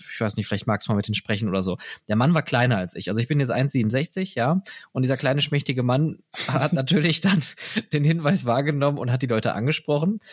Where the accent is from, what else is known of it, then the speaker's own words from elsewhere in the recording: Germany; als Deutscher